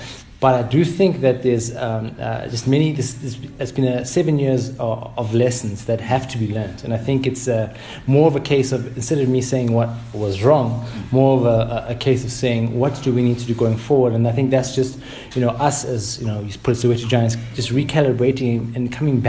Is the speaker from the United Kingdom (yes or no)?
no; Soweto, Gauteng, South Africa; Of course, we want to see Soweto on the map. You know, now we're from Soweto and we want it to be number one.